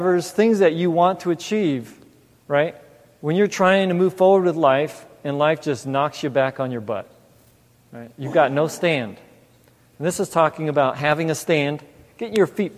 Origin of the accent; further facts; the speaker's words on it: Los Angeles, California, United States; also born or lived in New York; now in Mansfield, United States; I grew up in California, L.A. area. Was in first it was Torrance, then South Bay, South Bay, La Puente.